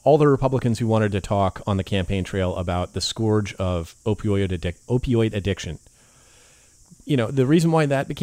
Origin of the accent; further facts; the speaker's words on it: California, United States; I grew up with in California